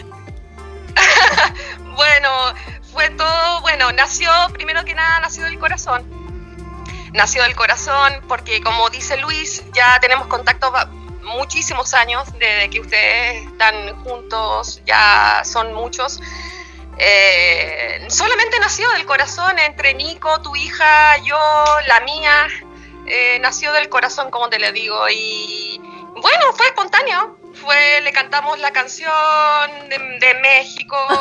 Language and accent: Spanish; Chiloé Island, Los Lagos, Chile; now in Vallenar, Chile; muy lejos de acá del sur, de donde yo soy, de la isla de Chiloé